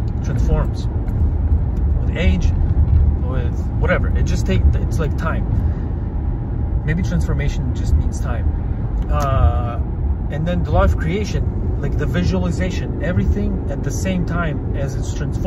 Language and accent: English; Kazakhstan; I was born in Kazakhstan